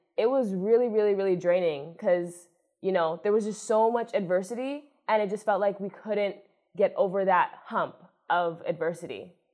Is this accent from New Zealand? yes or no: no; Toronto, Ontario, Canada; moved away as an adult; now in Buffalo, United States; I'm from Toronto, Ontario, Canada, which is not too far away